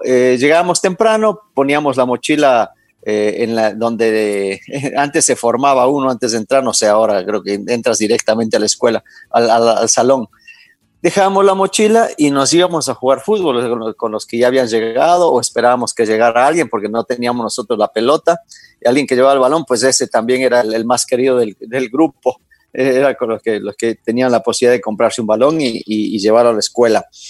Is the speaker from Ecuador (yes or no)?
yes; Ibarra, Imbabura, Ecuador; yo nací en Ibarra en el 68